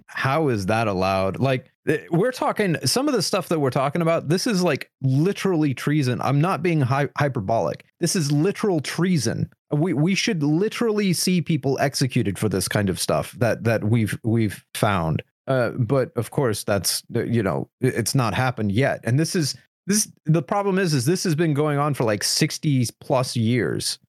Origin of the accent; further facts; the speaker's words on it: United States; as an American